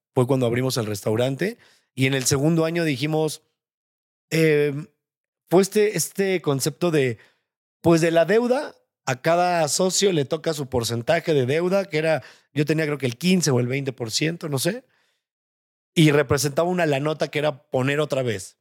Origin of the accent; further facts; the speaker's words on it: Mexico; Te hablo de México porque pues, soy mexicano, no vivo ni he crecido en otros en otras partes del mundo